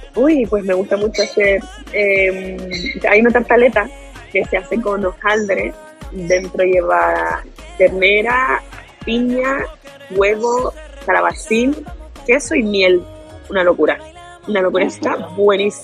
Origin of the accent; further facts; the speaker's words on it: Canary Islands, Spain; como buena canaria